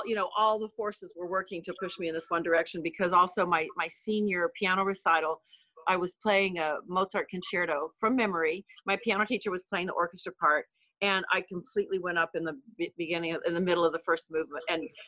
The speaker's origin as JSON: {"language": "English", "region": "Texas", "country": "United States", "tie": "born or raised there", "said": "growing up in Texas"}